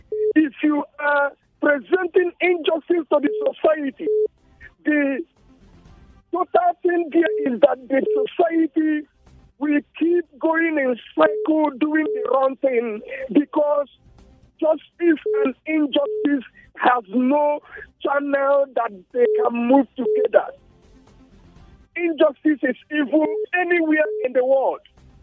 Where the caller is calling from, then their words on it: Refugio, Texas, United States; I'm calling from Refio.